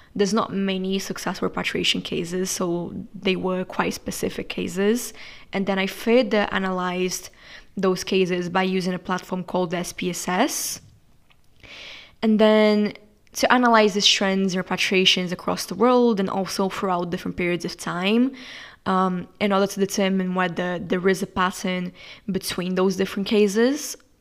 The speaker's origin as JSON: {"language": "English", "country": "Brazil", "moved": "as an adult", "lives_now": "England, United Kingdom", "said": "I'm from Brazil and I'm studying in England."}